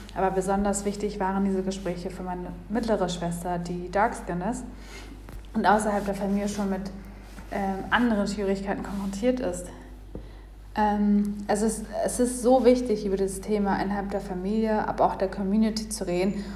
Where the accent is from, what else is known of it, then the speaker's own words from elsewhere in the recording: Kenya; now in Berlin, Germany; Ich wurde in Kenia geboren